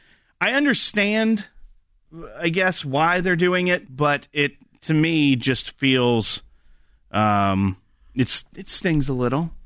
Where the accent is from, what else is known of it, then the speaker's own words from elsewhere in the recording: Atlanta, Georgia, United States; I grew up in Atlanta, as did you, Logan.